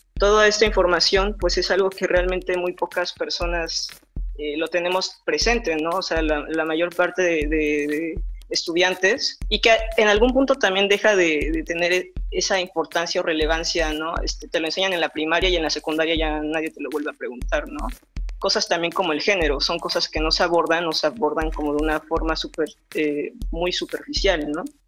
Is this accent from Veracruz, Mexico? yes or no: no; Oaxaca, Mexico; Nosotros como oaxaqueños